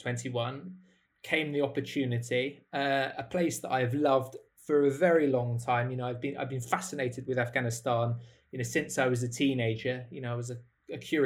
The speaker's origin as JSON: {"language": "English", "country": "United Kingdom", "said": "I'm from the United Kingdom"}